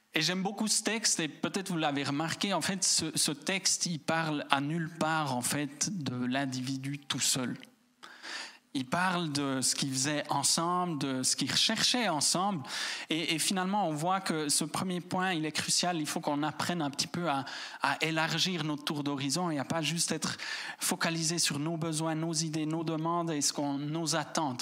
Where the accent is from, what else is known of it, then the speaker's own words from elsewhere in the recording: Switzerland; en tant que Suisse